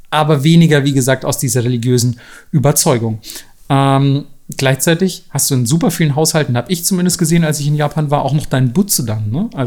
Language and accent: German; Southern Germany, Germany; gerade da, wo ich herkomme, so aus Süddeutschland, wo du wirklich merkst, so gefühlt würde sich jeder als Christ betiteln und geht wahrscheinlich sogar ein paar Mal in die Kirche im Jahr und so.